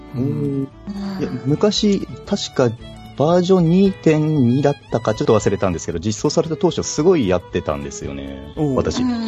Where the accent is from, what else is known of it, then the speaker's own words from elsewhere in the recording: Yamagata, Japan; 私の地元の山形